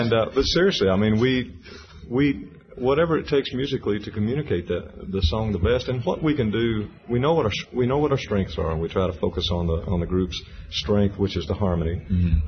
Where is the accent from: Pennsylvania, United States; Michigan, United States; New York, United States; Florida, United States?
Florida, United States; Tampa; moved away as an adult; now in Nashville, United States; when Dad retired in 77, living in Tampa, Florida